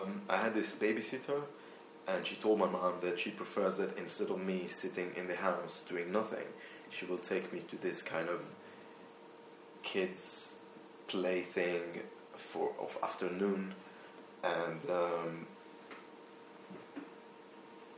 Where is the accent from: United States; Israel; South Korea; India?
Israel; accent: Israeli; moved away; also born or lived in London; I'm from Israel, actually. Now I'm turning to the Israeli accent